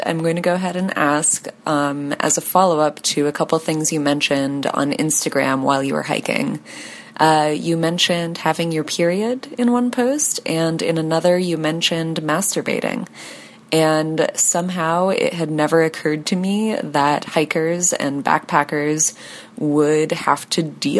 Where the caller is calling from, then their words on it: Columbus, Ohio, United States; from Columbus, Ohio.